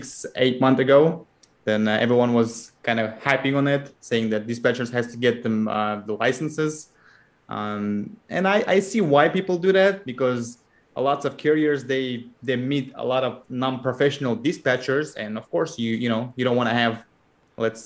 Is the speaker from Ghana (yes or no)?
no; Kazakhstan; moved away as an adult; now in United States; I'm originally from Kazakhstan. I'm living in the United States for 12 years now